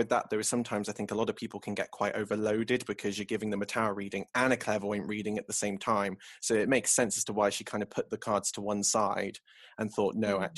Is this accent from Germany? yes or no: no; England, United Kingdom; I'm English